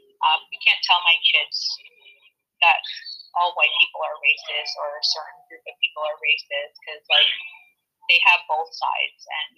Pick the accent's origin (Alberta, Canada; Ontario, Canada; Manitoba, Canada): Ontario, Canada; Ontario, I'm from Ontario, and they're in lockdown.